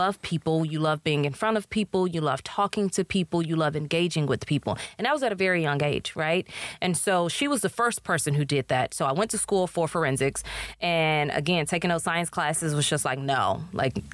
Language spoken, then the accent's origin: English; Houston, Texas, United States; moved away as an adult; also born or lived in Chicago; now in Tyler, United States; I'm originally from Houston